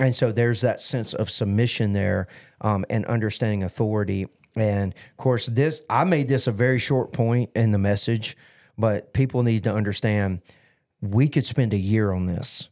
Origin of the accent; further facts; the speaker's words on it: United States; as an American